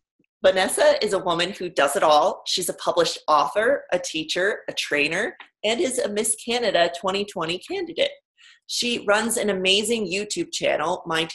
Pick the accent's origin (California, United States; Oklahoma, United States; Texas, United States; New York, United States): California, United States; moved away; I'm from California originally